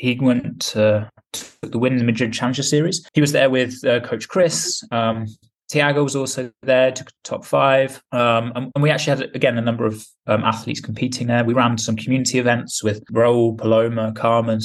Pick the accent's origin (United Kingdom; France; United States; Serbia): United Kingdom; England; now in Spain; I'm being English, live in Spain